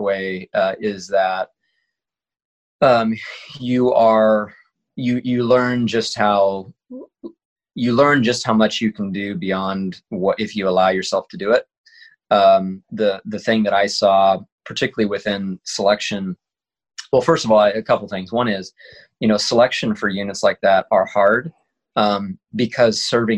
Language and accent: English; Kansas, United States; I grew up in Kansas, so there's not much